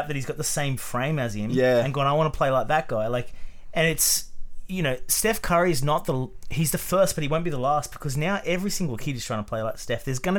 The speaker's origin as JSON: {"language": "English", "country": "Australia"}